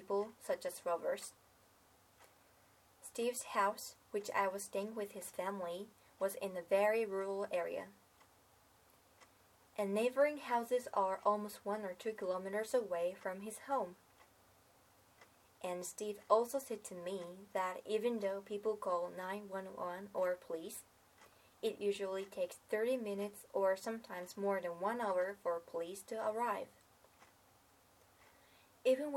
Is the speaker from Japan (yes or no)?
yes; Japan; I was born in Japan, which does not allow owning a weapon